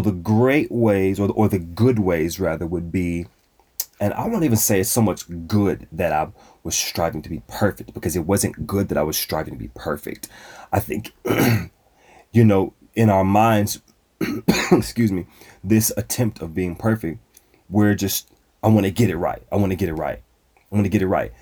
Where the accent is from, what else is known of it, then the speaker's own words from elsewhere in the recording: Dallas, Texas, United States; hail from the great city of Dallas, Texas. That's where I was born and raised.